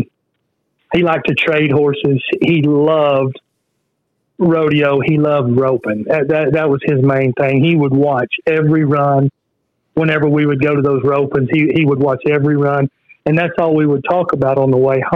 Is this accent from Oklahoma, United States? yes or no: yes; Sallisaw, Oklahoma, United States; I grew up in Salisaw, Oklahoma